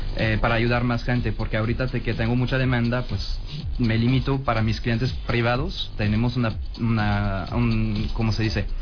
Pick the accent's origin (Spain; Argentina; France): France; also born or lived in Culiacán, Mexico; now in Mexico; soy empresario francés aquí en México